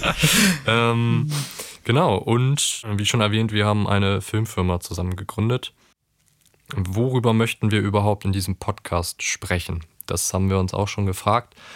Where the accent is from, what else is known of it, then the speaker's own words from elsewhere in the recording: Cuxhaven, Lower Saxony, Germany; wir kommen aus einem kleinen Ort, wir kommen aus Cuxhaven